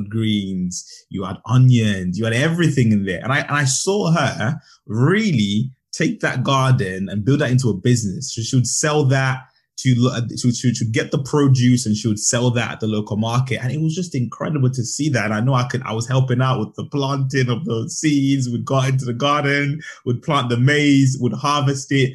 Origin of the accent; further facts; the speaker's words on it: Zambia; I was brought up in Zambia. So I grew up in Zambia